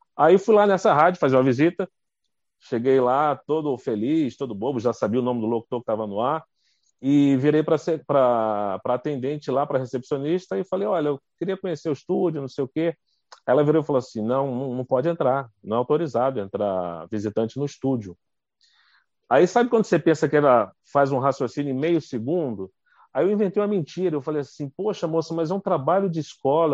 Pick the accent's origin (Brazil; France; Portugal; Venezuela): Brazil; Duque de Caxias, Rio de Janeiro; now in Brasília, Brazil; Eu sou do Rio de Janeiro, Duque de Caxias, Rio de Janeiro